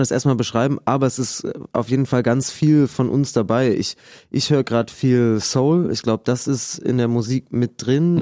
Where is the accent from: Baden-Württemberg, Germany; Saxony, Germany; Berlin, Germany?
Saxony, Germany; Lampertswalde; Wir kommen aus Lampertswalde, so ein Mini-Dorf zwischen Dresden und Leipzig, so richtig Pampa, so 300 Leute. Und das ist, äh, das ist äh, total schön da aufgewachsen